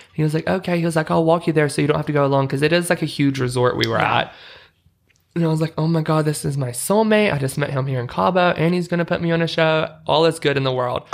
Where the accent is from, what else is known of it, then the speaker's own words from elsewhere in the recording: Utah, United States; I'm like, Utah